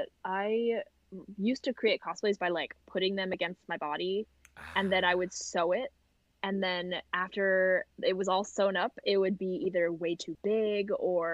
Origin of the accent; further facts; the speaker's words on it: New Jersey, United States; we grew up in New Jersey